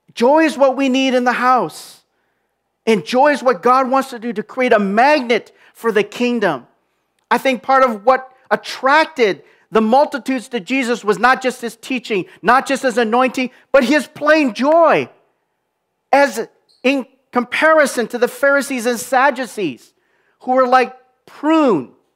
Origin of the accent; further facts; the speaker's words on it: Minneapolis, Minnesota, United States; moved away; my hometown of Minneapolis